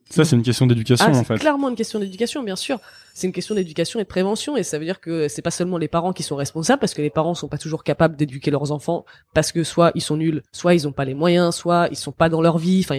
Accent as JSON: {"language": "French", "region": "Kabylie", "country": "Algeria", "said": "Déjà, je suis kabyle, je suis pas arabe."}